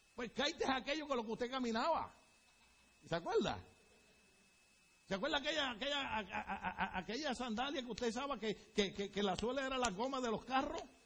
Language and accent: Spanish; Puerto Rico; moved away as an adult; now in United States; Pero en mi país, les repito, dirían, ay bendito